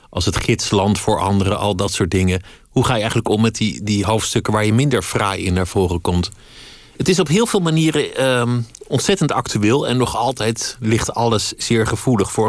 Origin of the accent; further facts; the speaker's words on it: Paris, Île-de-France, France; born there; Maar wat ik in de inleiding zei, geboren in Parijs, Fransman van geboorte.